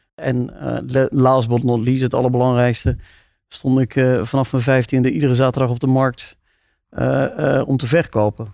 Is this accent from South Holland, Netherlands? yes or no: no; South Limburg, Netherlands; ik ben geboren en getogen in Zuid-Limburg